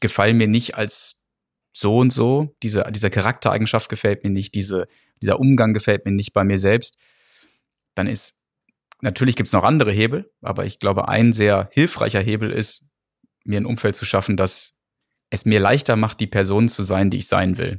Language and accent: German; Gütersloh, North Rhine-Westphalia, Germany; moved away as an adult; now in England, United Kingdom; wo ich herkomme, bo gut bodenständiges Gütersloh